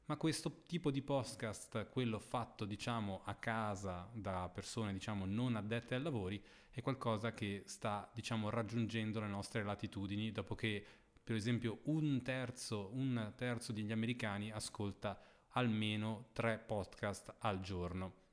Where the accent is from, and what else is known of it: Lugano, Ticino, Switzerland; born there